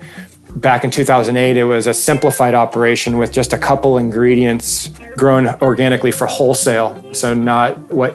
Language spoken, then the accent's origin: English; Newport Beach, California, United States; I was raised in Newport Beach as a surfer